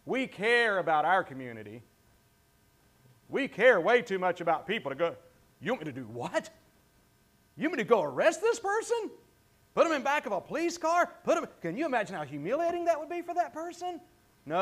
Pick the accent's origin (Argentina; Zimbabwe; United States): United States; the South, Southern United States; accent: Southern; that's one of my words as a Southerner